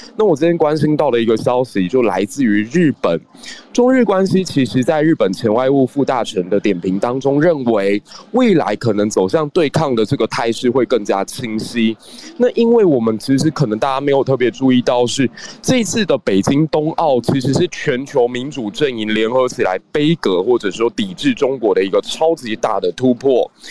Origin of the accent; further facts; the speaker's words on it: Taiwan; 我自己是出生在一个九六年台海危机的那样的环境之下